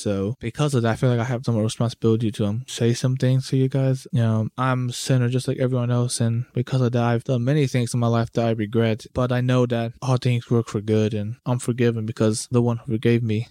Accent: United States; I grew up my entire life here in the U S, but, like, my family's from, you know, my parents are from Peru

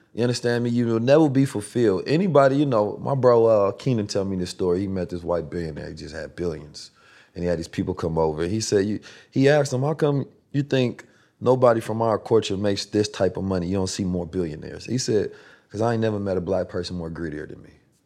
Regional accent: Oakland, California, United States; also born or lived in St. Louis; I grew up in Oakland, California

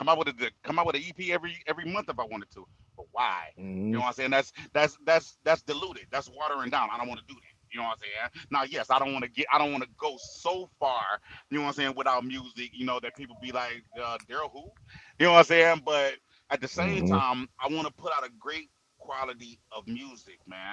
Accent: Saginaw, Michigan, United States; I'm from Saginaw

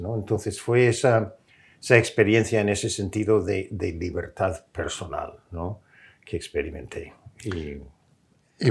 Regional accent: California, United States; moved away as an adult; also born or lived in Washington; más cerca de, de mi tierra, de, California

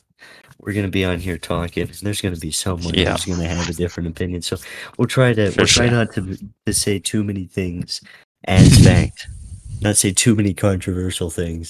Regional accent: Southwest, United States; Obviously, I'm from the Southwest, a lot of desert down here.

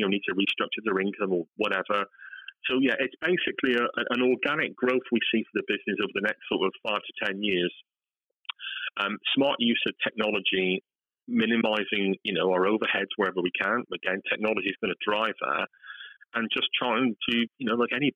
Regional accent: West Country, South West England, United Kingdom; accent: West Country; my West Country accent

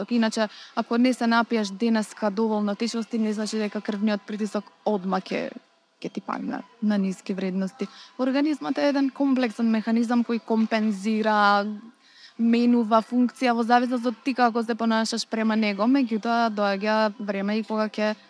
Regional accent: North Macedonia

